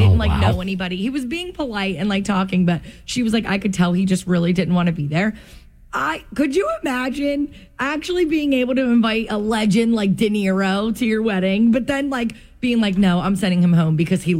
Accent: New Jersey, United States; we're from Jersey.

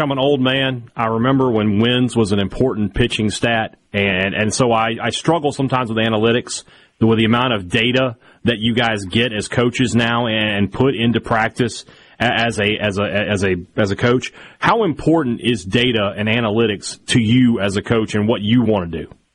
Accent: Vicksburg, Mississippi, United States; Vicksburg, my hometown

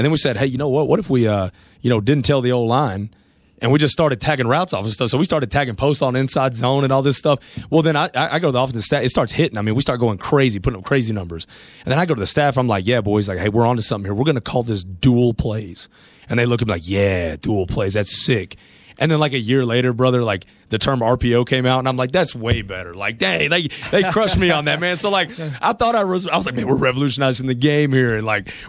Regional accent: Texas, United States; growing up in Texas

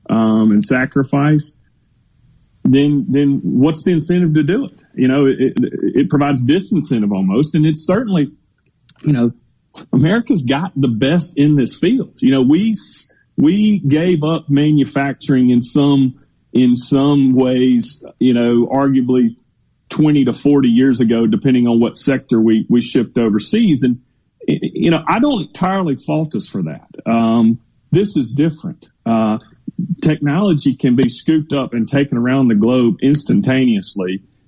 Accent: Mississippi, United States; born and raised in Mississippi, and, you know, through and through Mississippi, want to see us do well.

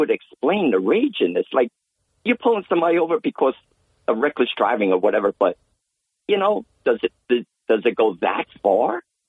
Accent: Bronx, New York, United States; I'm originally from the Bronx, so I remember when Giuliani came in, he merged housing, transit, you know, with NYPD, they all became one.

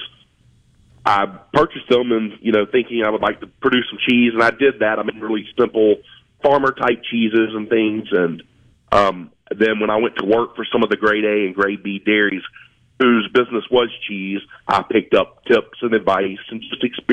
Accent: South Carolina, United States; moved away as an adult; also born or lived in Asheville, North Carolina / Tupelo, Mississippi; now in Mississippi, United States; I grew up in South Carolina

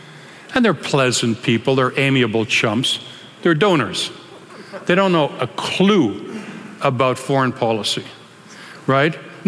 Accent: Canada; well, excuse me, I'm a Canadian, I can't do that, you know. unfortunately, I lost that.

